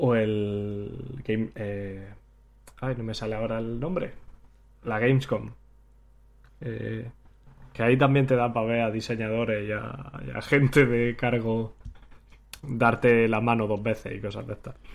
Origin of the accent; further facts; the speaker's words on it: Granada, Andalusia, Spain; moved away as an adult; also born or lived in Hanover; now in Manchester, United Kingdom; yo que soy de Granada